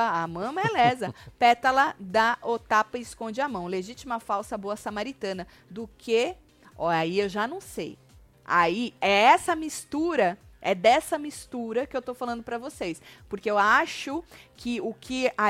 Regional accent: Natal, Rio Grande do Norte, Brazil; Sou de Natal, Rio Grande do Norte.

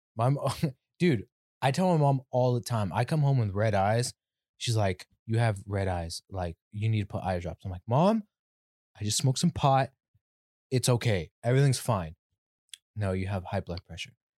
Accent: California, United States; I'm from Cali

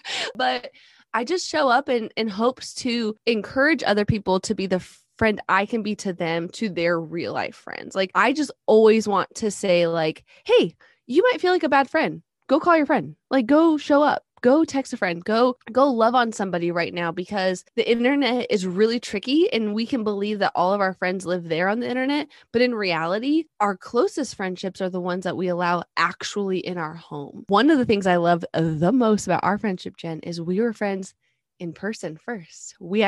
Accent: Alaska, United States; now in Texas, United States; But I'm originally from Alaska. We've been in Texas about 10 years.

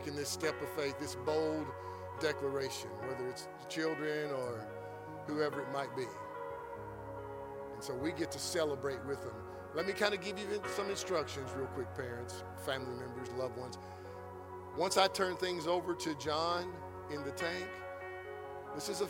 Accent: Georgetown, United States; also born or lived in Florence; I grew up in Georgetown. Part of my high school years was in Georgetown

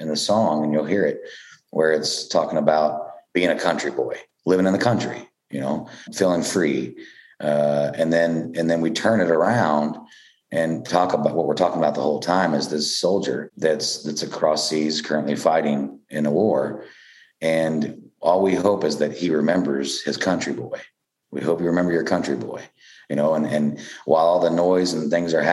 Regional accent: Ottawa, Kansas, United States; I'm from Ottawa, Kansas. And in Ottawa, we got a square, and it's got the courthouse in the middle of it

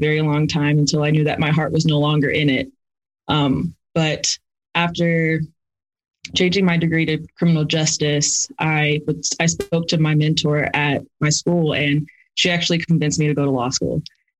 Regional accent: Aurora, Colorado, United States; also born or lived in South Dakota; I'm originally from Aurora, Colorado, and I came from a single parent household.

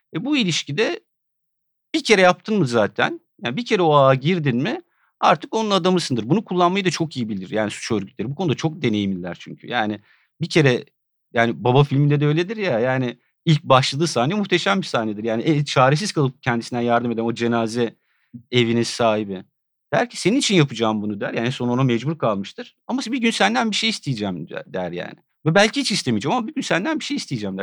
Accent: Edirne, Turkey; Ben Edirne'de büyüdüm yani. Küçücük bir kent burası.

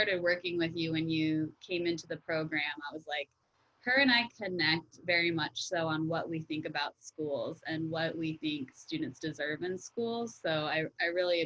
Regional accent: Wellington, Florida, United States; I grew up in Wellington, Florida, which is, you know, a upper middle class area. And I went to public school, K through 12th grade.

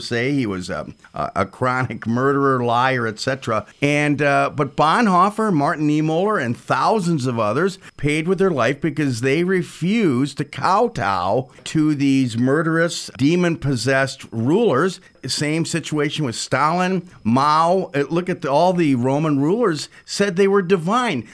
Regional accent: Switzerland; I was born in Switzerland

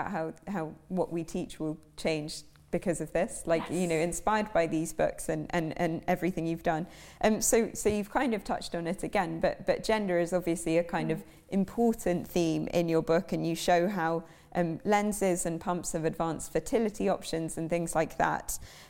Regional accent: New York, United States; I lived in New York, I grew up in New York.

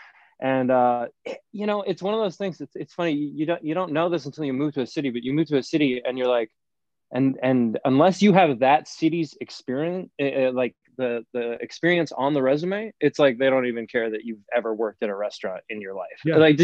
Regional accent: Santa Fe, New Mexico, United States; moved away as an adult; also born or lived in New York City / Los Angeles; At 14 years old, I got a work permit in my hometown. I grew up in Santa Fe, New Mexico, and like small town.

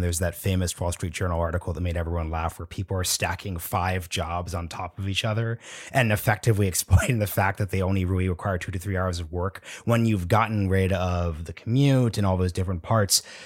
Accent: Portland, Oregon, United States; I'm from Portland, Oregon

